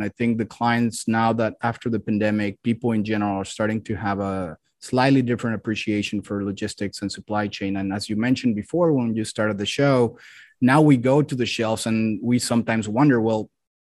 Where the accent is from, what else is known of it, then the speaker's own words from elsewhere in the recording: Mexico City, Mexico; Well, I'm originally from Mexico City.